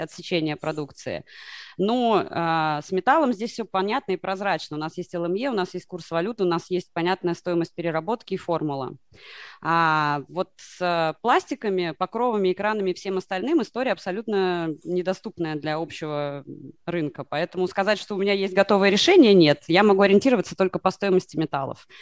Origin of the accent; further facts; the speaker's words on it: Moscow, Russia; я, э, родом из Москвы